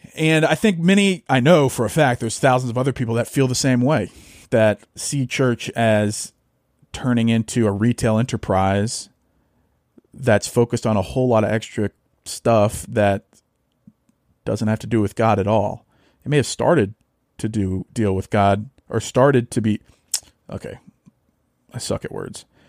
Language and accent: English; North Louisiana, United States; moved away; also born or lived in Arkansas; I grew up in Louisiana, North Louisiana